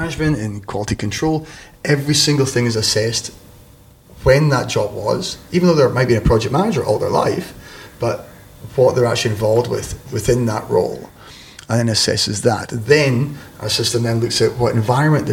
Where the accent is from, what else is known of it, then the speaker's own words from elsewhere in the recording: Scotland, United Kingdom; accent: Scottish; It sounds like, you know, what, Scottish